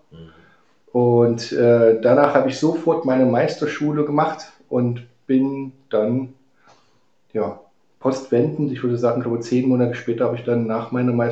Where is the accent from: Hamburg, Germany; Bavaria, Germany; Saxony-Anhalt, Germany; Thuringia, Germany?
Saxony-Anhalt, Germany; Halle; born there; moved away; Also ich komme ja eigentlich gebürtig aus Halle, Halle an der Saale und musste 1989 habe ich dann das Land verlassen gehabt